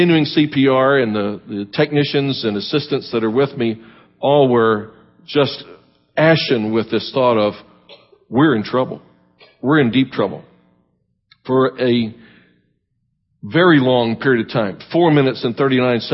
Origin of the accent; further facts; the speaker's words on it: Miami, Florida, United States; now in Tampa, United States; I grew up in Miami